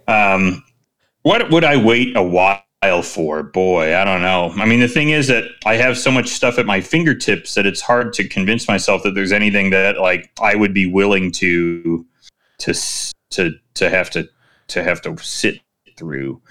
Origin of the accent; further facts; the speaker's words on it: Chicago, Illinois, United States; I am Chicagoan